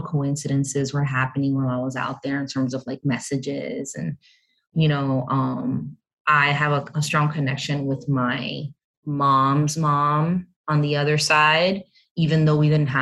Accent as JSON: {"language": "English", "region": "New Jersey", "country": "United States", "tie": "born or raised there", "said": "I was born here and in Jersey"}